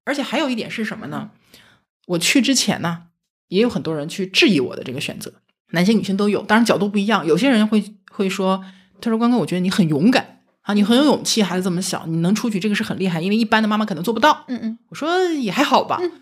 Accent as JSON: {"language": "Chinese", "region": "Northeast China", "country": "China", "said": "咱们都是东北人嘛"}